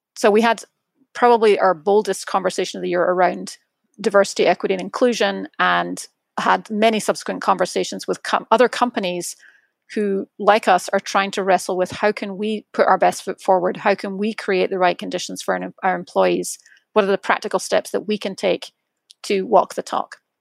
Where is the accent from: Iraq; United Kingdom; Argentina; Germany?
United Kingdom; Edinburgh, Scotland; moved away; my hometown is Edinburgh